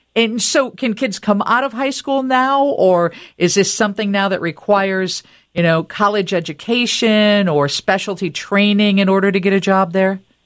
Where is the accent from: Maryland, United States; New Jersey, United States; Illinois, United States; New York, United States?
Illinois, United States; Rockford; I grew up in Rockford, and kids I went to high school with went right to work at Ingersoll